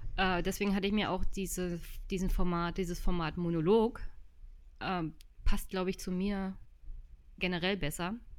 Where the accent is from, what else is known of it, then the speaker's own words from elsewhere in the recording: Jüterbog, Brandenburg, Germany; Jüterbock besucht. Das ist meine Heimatstadt